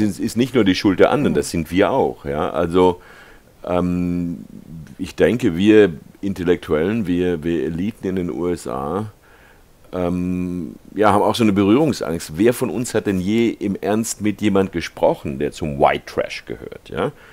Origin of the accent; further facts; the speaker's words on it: Germany; moved away as an adult; now in California, United States; ich bin 1948 in Deutschland geboren